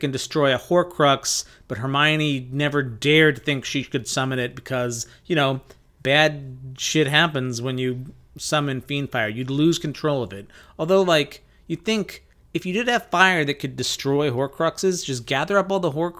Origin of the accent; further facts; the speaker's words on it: Phoenix, Arizona, United States; Oh God, I'm from the desert. I'm from Phoenix, Arizona. We don't have clams. We don't have crabs.